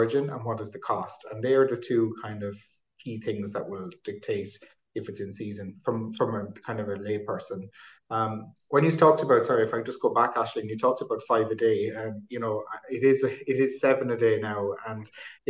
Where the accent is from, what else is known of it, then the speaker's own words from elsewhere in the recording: Ireland; the traditional kind of meals that we would have in Ireland through the years